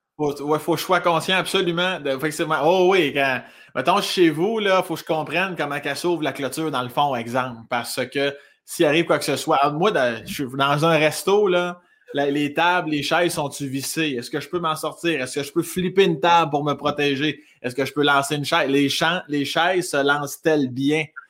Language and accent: French; South Shore of Quebec City, Canada; accent: un peu campagne, mélangé à Rive-Sud de Québec; moved away as an adult; also born or lived in Laurier-Station / Joly; now in Montreal, Canada; je viens de la rive sud de Québec.